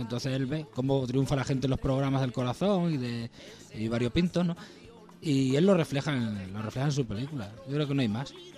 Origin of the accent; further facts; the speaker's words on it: Spain; cómo somos los españoles